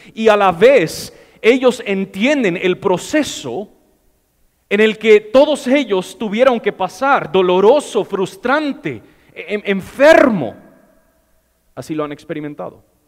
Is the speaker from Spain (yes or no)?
no; United States; Spanish is a second language; moved away; yo soy gringo